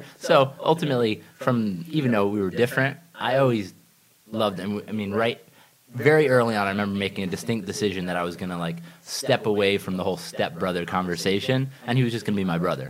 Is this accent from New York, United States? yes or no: yes; Ithaca, New York, United States; I grew up in Ithaca, New York